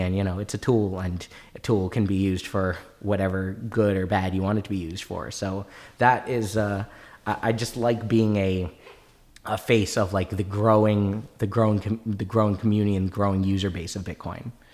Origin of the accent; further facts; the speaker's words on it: Maryland, United States; I grew up in Maryland